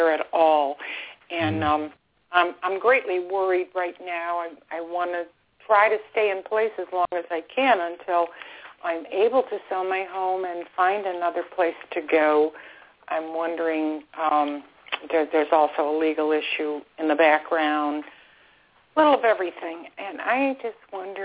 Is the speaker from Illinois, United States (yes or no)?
no; Buffalo, New York, United States; now in Florida, United States; I'm calling from Florida, former upstate New York person myself